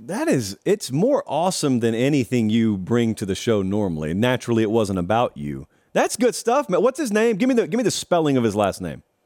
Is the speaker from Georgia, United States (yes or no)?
yes; West Central Georgia, United States; growing up in West Central Georgia